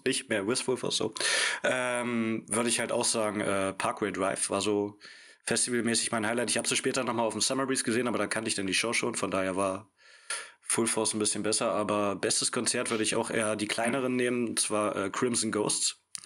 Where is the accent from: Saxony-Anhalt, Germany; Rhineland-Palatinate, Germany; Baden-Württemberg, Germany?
Saxony-Anhalt, Germany; near Magdeburg; moved away as an adult; also born or lived in Stuttgart; now in Berlin, Germany; Wir kommen äh, beide aus Richtung Magdeburg